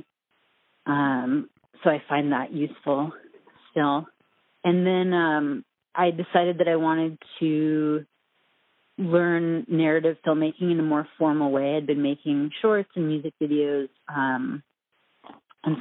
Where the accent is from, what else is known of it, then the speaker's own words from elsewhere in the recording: Minnesota, United States; moved away as an adult; also born or lived in New York; I'm from Minnesota originally